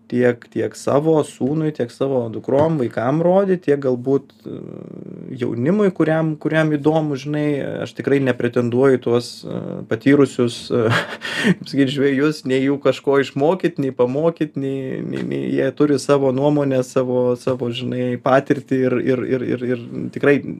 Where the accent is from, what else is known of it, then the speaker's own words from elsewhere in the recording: Lithuania; also born or lived in Vilnius; ypač mes, lietuviai